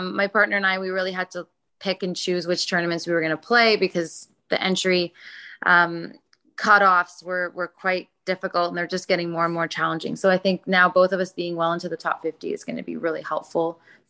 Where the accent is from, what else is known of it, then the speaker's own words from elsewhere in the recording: Toronto, Ontario, Canada; I am born and raised in Toronto